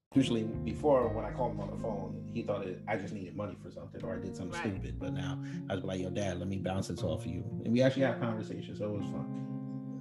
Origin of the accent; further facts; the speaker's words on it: New York City, New York, United States; now in New York City, United States; Originally from New York City, but I'm soon going to be a resident of Georgia.